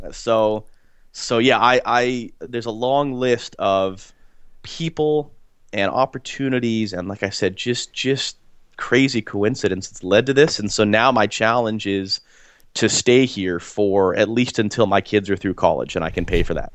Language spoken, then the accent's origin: English; Portland, Oregon, United States; growing up in Portland, coming of age to be old enough to be a sports fan in the early nineties, when the Trailblazers went to two N B A finals